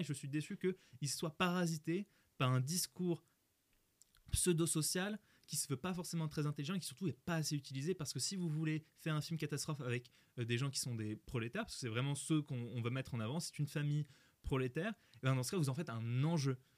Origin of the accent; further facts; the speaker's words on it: Nord-Pas-de-Calais, Hauts-de-France, France; Je viens du Nord-Pas-de-Calais, moi